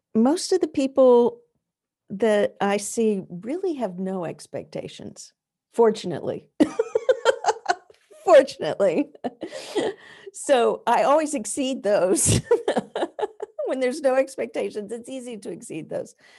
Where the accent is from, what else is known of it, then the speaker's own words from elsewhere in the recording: the American South, United States; now in New England, United States; I did not grow up in New England, which is where I live now. I grew up in the American South